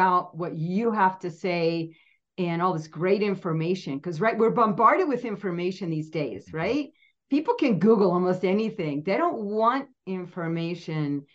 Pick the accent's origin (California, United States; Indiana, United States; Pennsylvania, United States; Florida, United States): Pennsylvania, United States; I grew up in Pennsylvania and we were 3.5 hours from New York City.